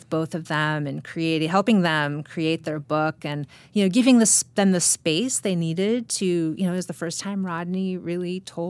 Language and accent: English; Midwest, United States; as a Midwesterner, we're kind people